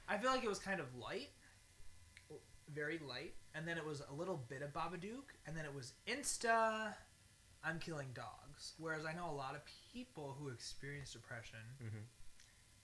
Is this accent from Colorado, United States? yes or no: no; New York City, New York, United States; I'm from New York City